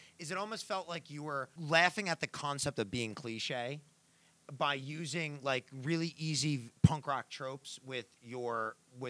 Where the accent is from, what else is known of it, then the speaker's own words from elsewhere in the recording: Brick, New Jersey, United States; moved away; I'm from Bricktown. Bricktown is South Jersey